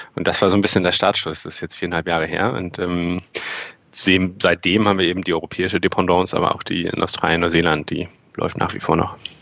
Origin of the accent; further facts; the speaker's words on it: the North, Northern Germany, Germany; wir sind auch im Norden aufgewachsen